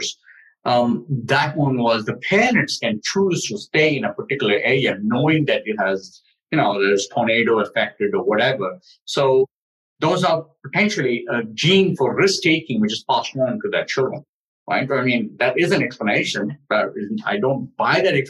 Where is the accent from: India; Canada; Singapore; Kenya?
India; Delhi; I grew up in Delhi